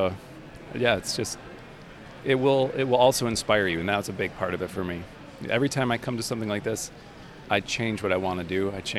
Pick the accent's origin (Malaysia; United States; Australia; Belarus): United States; Michigan; I'm from Northern Michigan by Traverse City.